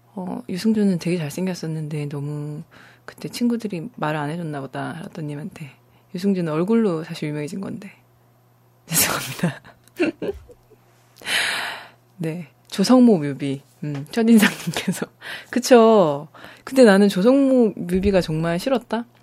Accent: Busan, South Korea; 네, 저 부산입니다

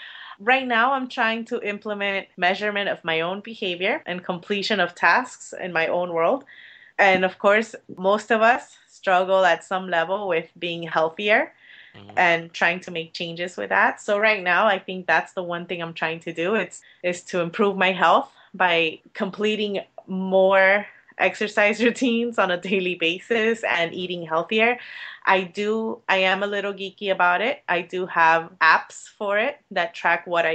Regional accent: Miami, Florida, United States; I'm from Miami

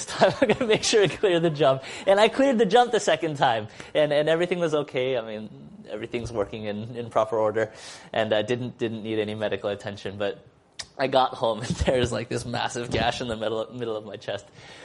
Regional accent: Seattle, Washington, United States; I come from Seattle

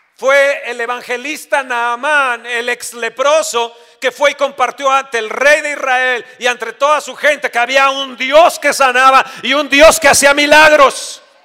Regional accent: Mexico; nosotros como mexicanos

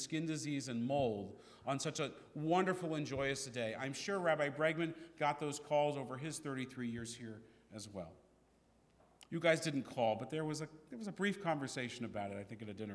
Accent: San Francisco, California, United States; we were growing up in San Francisco

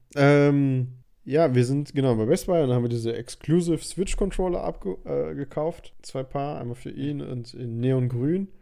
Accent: Germany; ich komme aus Deutschland

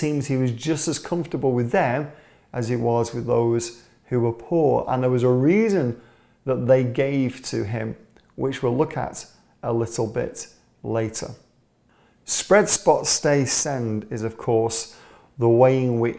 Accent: England, United Kingdom; As an Englishman

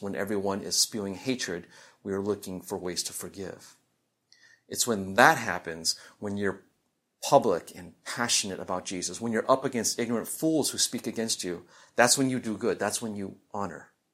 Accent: Midwest, United States; growing up in the Midwest

